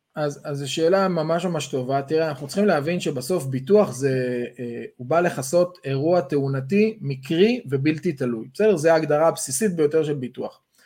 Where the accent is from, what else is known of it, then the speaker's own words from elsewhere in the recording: Israel; אנחנו ישראלים